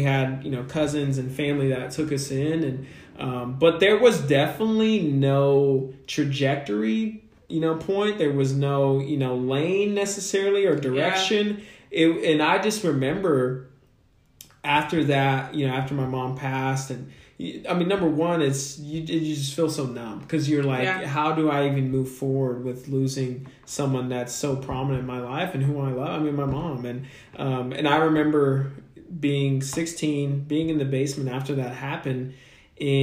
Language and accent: English; Kansas City, United States; I'm born and raised in Kansas City. So Midwest, you know what I mean? Mexican American